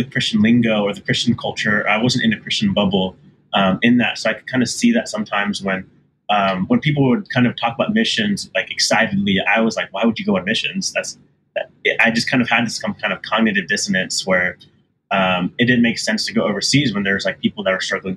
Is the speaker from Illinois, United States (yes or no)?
no; Houston, Texas, United States; also born or lived in Austin; I grew up with in Houston